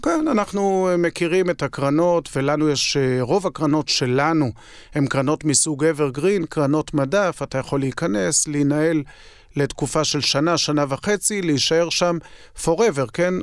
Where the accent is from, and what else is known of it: Israel